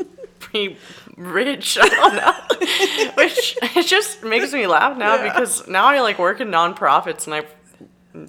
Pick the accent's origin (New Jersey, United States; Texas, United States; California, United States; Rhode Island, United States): Texas, United States; Robstown; I say Corpus, but I grew up in like a small farm town near Corpus, Robstown, Texas